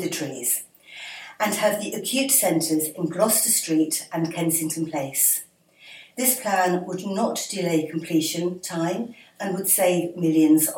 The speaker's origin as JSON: {"language": "English", "country": "Jersey", "tie": "born or raised there", "said": "I was born in Jersey and I live in St. Saviour"}